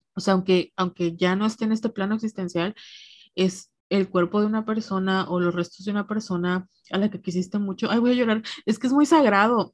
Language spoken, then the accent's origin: Spanish; Mexico; moved away; crecer como, como mujer mexicana en México